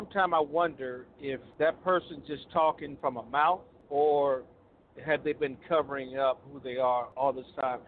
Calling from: Little Rock, Arkansas, United States; I am calling from the Little Rock Metroplex area.

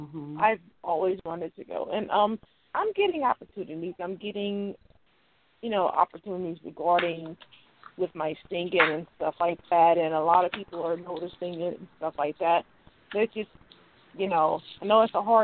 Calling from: Louisiana, United States; I'm calling from Louisiana.

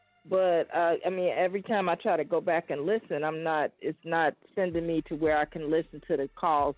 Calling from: Chicago, Illinois, United States; I'm calling from Chicago.

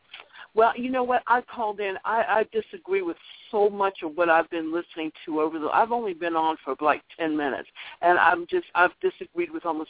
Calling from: Virginia, United States; I'm calling from Virginia.

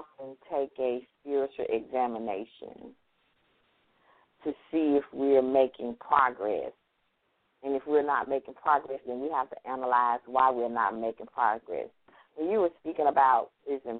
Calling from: Mississippi, United States; I'm calling from Mississippi

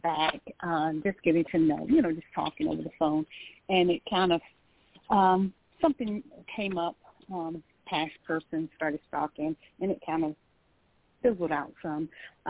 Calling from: Georgia, United States; I'm calling from Georgia.

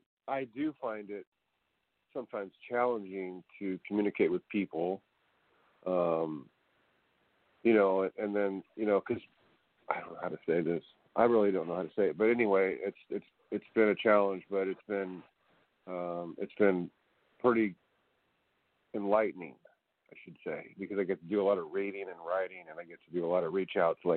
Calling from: California, United States; They called me … I'm from California.

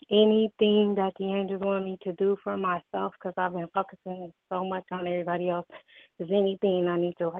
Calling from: Detroit, Michigan, United States; I am calling from Detroit, Michigan.

